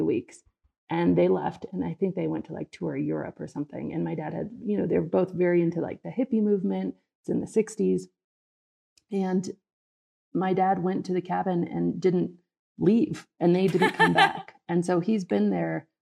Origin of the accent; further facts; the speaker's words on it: Colorado, United States; I was actually born and raised in a tiny one-room cabin on the backside of a mountain at 10,500 feet without running water or electricity